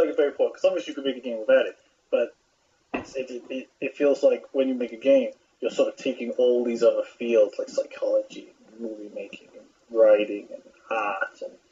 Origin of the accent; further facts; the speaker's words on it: United Kingdom; I'm a British person